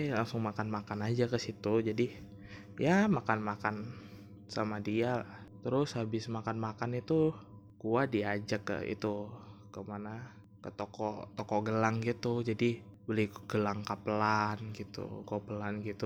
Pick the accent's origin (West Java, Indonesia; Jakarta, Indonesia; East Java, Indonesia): East Java, Indonesia; Gresik; Jadi dia di kota S gitu S gua di kota G hmm. ya Gresik Gresik ya tahu kan Gresik ya itu pokoknya gua gua kan tinggalnya di Gresik